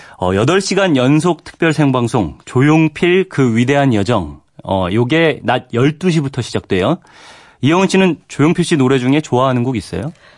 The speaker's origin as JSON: {"language": "Korean", "region": "Daejeon", "country": "South Korea", "tie": "born or raised there", "moved": "yes", "said": "저희 어머니 사시는 저희 고향이 대전인데"}